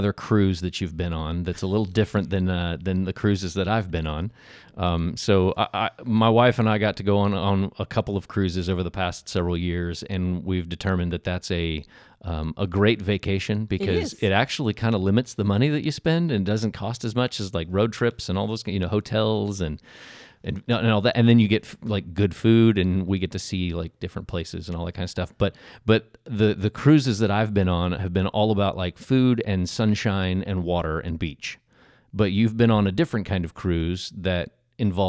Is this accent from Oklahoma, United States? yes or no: yes; Oklahoma, United States; I'm from Oklahoma.